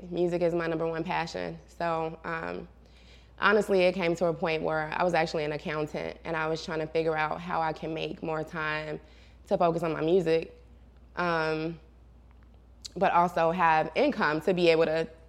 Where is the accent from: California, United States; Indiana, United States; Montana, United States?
Indiana, United States; Gary; now in Atlanta, United States; Yes, so it's crazy, to say the least, you know. It's such a big difference from being here in Atlanta because we don't have, like, skyscrapers and big tall buildings and malls